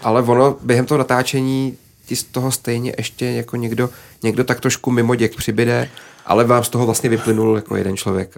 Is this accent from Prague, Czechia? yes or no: no; Písek, South Bohemian Region, Czechia; moved away; já jsem vyrůstal prostě na malém městě a fandil jsem tomu svýmu svýmu klubu